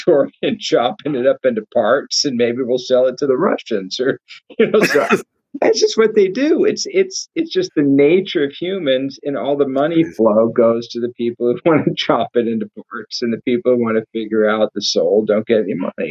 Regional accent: United States; I'm an American

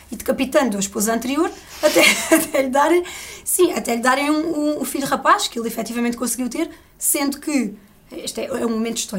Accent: Algarve, Portugal; Eu sou do Algarve.

